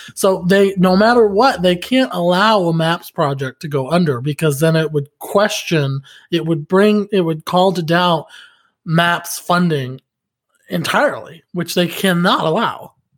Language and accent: English; outside Pittsburgh, Pennsylvania, United States; moved away; also born or lived in Oklahoma City; my hometown back in Pennsylvania, outside Pittsburgh, it's still a dry town